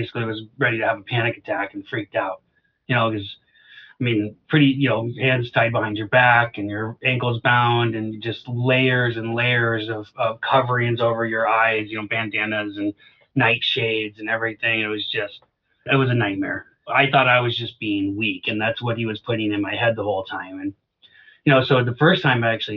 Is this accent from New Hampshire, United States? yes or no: no; Alaska, United States; moved away; I'm from Alaska. I was born and raised on a homestead.